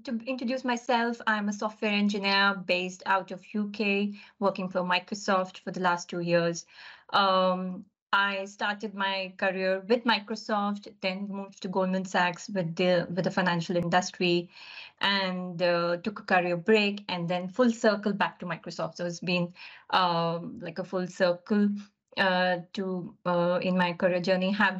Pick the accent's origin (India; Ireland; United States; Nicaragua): India; moved away as an adult; now in United Kingdom; So growing up, my early life has been living across different cities in India. I'm basically from India